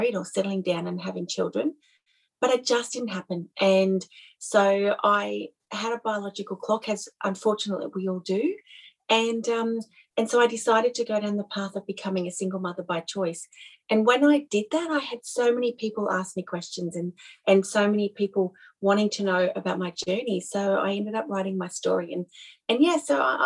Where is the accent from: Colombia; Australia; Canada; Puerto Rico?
Australia; I'm Australian